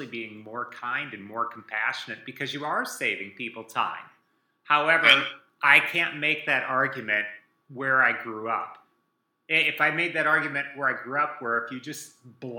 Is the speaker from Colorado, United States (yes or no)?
no; Iowa, United States; I grew up in Iowa